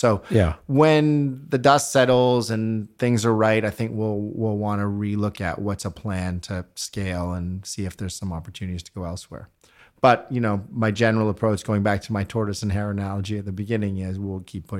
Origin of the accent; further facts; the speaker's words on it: Canada; moved away; also born or lived in United Kingdom; I am a Brit technically, so I know I don't sound it, but if you spoke to my kids who make fun of my accent all the time, I think I've now officially lived here longer than I ever lived in Canada.